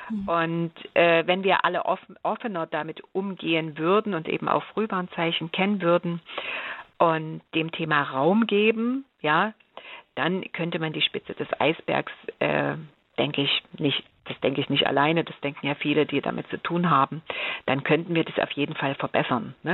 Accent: Germany; Ich bin in der DDR aufgewachsen und da hieß das mhm. Diplomlehrerin für Geschichte und Deutsch, genau.

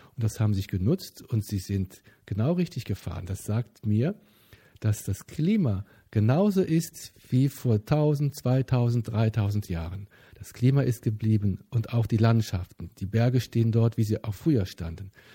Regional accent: Bonn, North Rhine-Westphalia, Germany; Ich bin in Bonn geboren

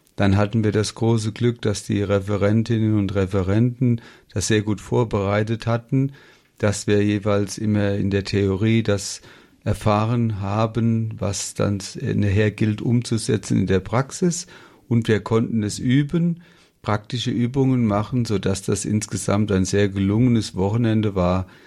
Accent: Ober-Olm, Rhineland-Palatinate, Germany; Wir kommen ja aus Oberolm bei Mainz

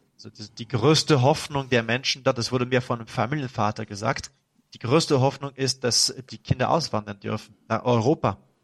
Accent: France; German is a second language; als Franzose

